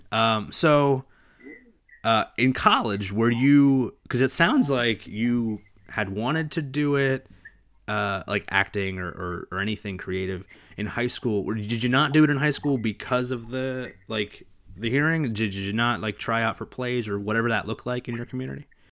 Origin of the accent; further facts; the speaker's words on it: New Jersey, United States; growing up in Jersey